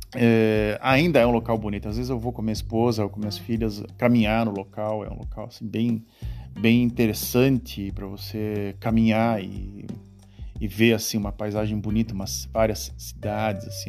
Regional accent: Brazil; moved away as an adult; now in Netherlands; tinha eu, como brasileiro

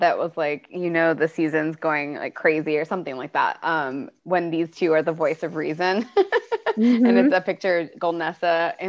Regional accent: Atlanta, Georgia, United States; I'm from Atlanta.

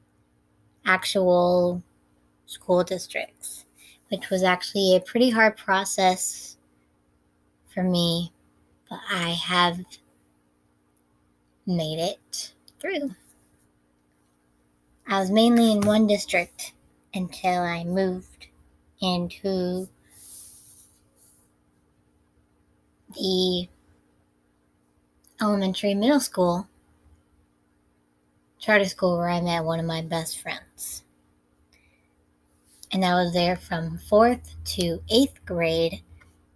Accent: Minnesota, United States; born or raised there; also born or lived in Orange, California

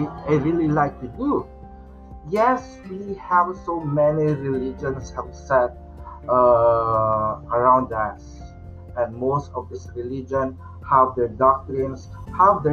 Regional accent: Philippines; for us as a Filipino, since our country has been dominated and colonized by the Spanish colonizer

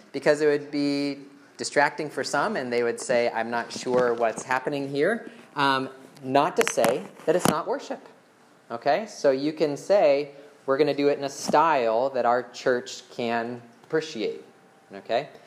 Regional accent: United States; we have been raised in the American culture

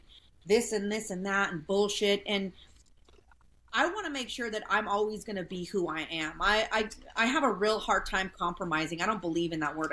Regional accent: small town Southern Colorado, United States; I grew up in small town Southern Colorado, you know, with my grandparents and my aunts and my uncles and my cousins

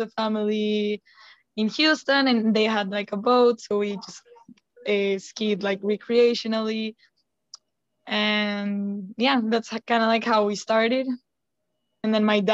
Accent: Colombia; moved away as an adult; from Colombia

